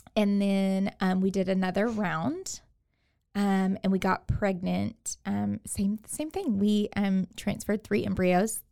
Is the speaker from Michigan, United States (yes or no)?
no; Katy, Texas, United States; moved away as an adult; now in Waco, United States; I am from Houston, the Houston area, from Katy